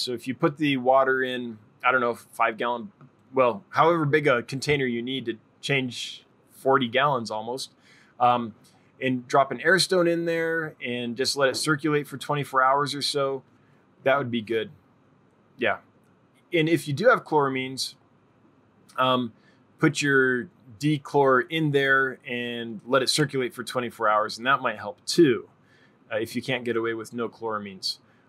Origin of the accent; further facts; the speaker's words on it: Calgary, Alberta, Canada; my hometown, Calgary, has an aquarium club where I live now. It's in the mountains.